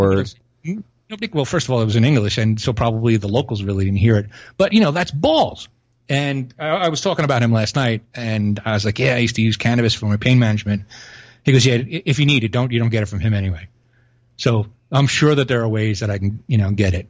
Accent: New York City, New York, United States; moved away; I'm from Brooklyn

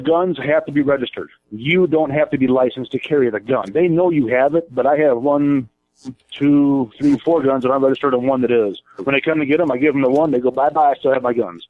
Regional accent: Illinois, United States; now in Arizona, United States; where I'm from, I'm from Illinois

